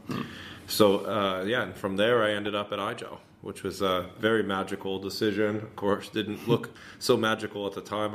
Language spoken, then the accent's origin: English; Northern California, United States; born and raised in Northern California